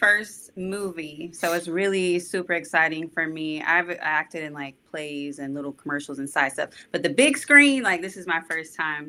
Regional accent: Oklahoma City, Oklahoma, United States; also born or lived in Tulsa, Oklahoma; So I was born in Tulsa, but my parents moved me to Oklahoma City. So I've been all over Oklahoma City ever since then.

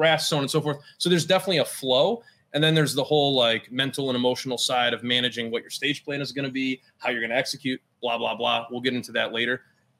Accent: Finger Lakes area, New York, United States; I grew up in the Finger Lakes area.

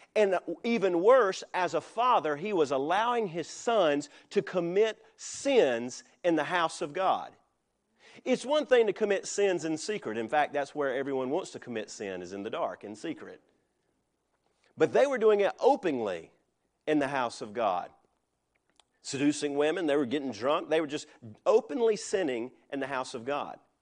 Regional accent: United States; I am an American, but I am a Christian

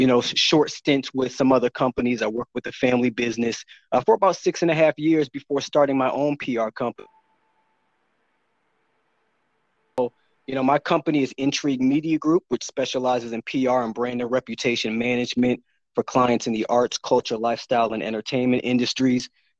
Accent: Chicago, Illinois, United States; also born or lived in Orange, New Jersey / Kearney, New Jersey / Rochester / Washington, D.C.; But for the majority of my life, after growing up in Chicago, I went on to attend Howard University in Washington, D.C.

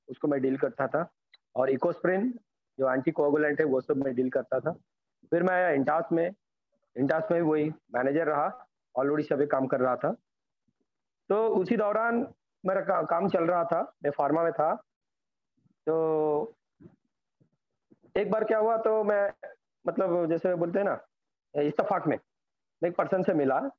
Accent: Bhubaneswar, Odisha, India; मैं उड़ीसा भुवनेश्वर से बिलोंग करता हूँ

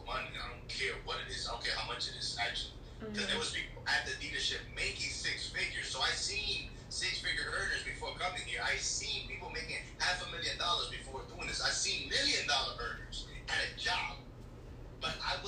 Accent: New York, United States; also born or lived in Santo Domingo, Dominican Republic; I moved to New York, Washington Heights

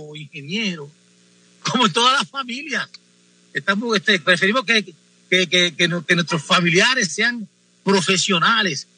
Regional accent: Puerto Rico; born or raised there; moved away

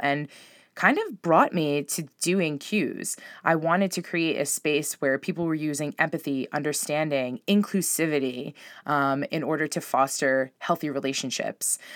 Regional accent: Long Island, New York, United States; also born or lived in Spain; I grew up on Long Island

